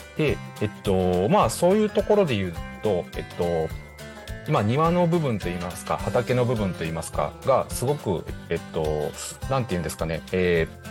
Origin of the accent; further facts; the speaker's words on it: Higashikagawa, Kagawa, Japan; now in Kobe, Japan; 地元香川県東香川市を深く愛する男